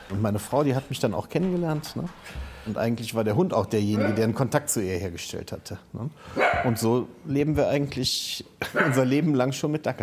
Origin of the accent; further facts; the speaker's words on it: Düsseldorf, North Rhine-Westphalia, Germany; born there; Naja, ich komme ja eigentlich gebürtig aus dem Rheinland, aus Düsseldorf.